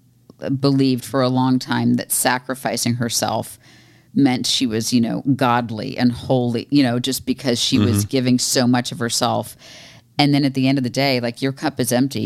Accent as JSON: {"language": "English", "region": "Florida", "country": "United States", "moved": "yes", "said": "I'm from Florida"}